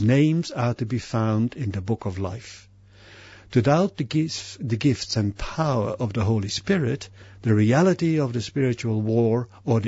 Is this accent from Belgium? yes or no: yes; Belgium; growing up Catholic in Belgium, my home country